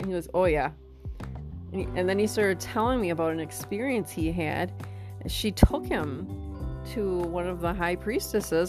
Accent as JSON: {"language": "English", "town": "New London", "region": "Wisconsin", "country": "United States", "tie": "born or raised there", "moved": "yes", "lives_now": "Arizona, United States", "said": "coming at you out of New London, Wisconsin, my hometown."}